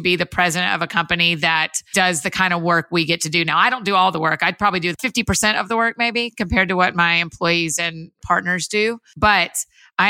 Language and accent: English; Marietta, Georgia, United States; moved away as an adult; also born or lived in Athens, Georgia; now in Nashville, United States; up until 2008, I grew up outside of Atlanta in Marietta, Georgia, kind of Kennesaw, Woodstock area